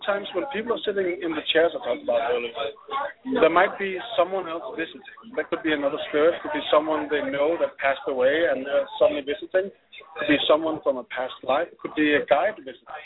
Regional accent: Denmark; I'm from Denmark.

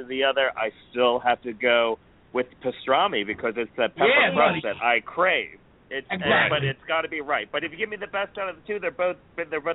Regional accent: United States; I'm not from Philly, but I was from the area

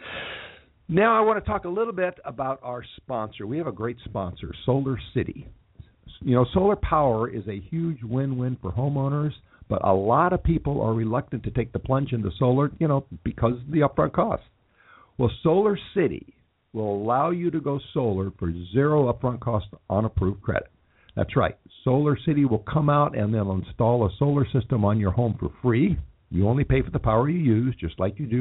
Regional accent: Los Angeles, California, United States; also born or lived in Texas; even though I talk about Los Angeles as my hometown, I was actually born in Texas and moved to California as a very small child

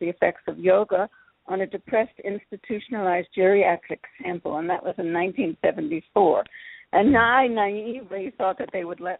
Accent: Philadelphia, Pennsylvania, United States; born there; Well, I'm an only child. I was born in Philadelphia.

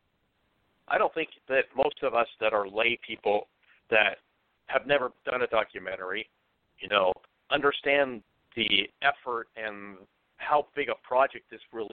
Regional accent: Portland, Oregon, United States; I grew up in Portland, Oregon

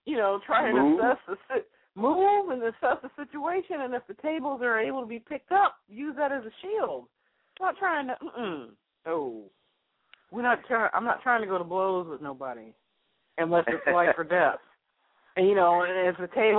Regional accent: California, United States; I'm from California

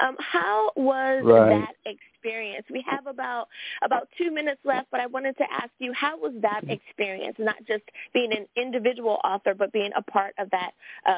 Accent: United States; My home country, the good old U.S.

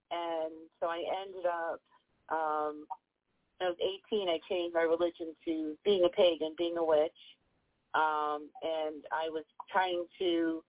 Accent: Danvers, Massachusetts, United States; now in Virginia, United States; I grew up in Massachusetts in the old Salem Village area, so I am the teen Salem witch.

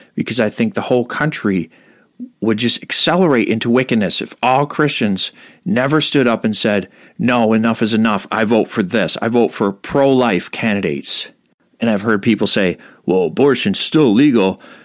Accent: United States; I was born here and my parents are Americans. So I'm an American

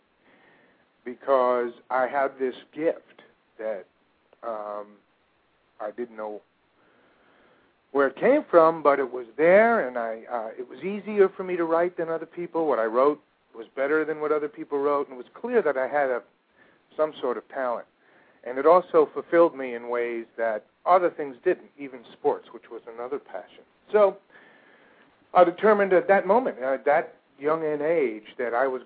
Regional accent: a suburb of New York in New Jersey, United States; I grew up in a suburb of New York in New Jersey

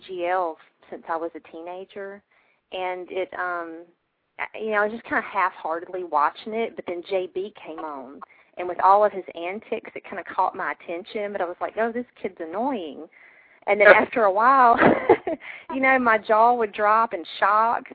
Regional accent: Deep South, United States; I'm from the Deep South

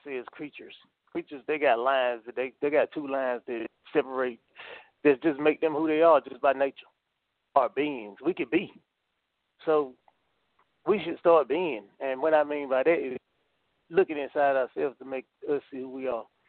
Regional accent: North Carolina, United States; born or raised there

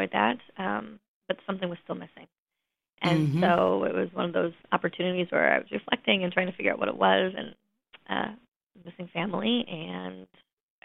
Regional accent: Alaska, United States; also born or lived in Wisconsin; Being born and raised in Alaska

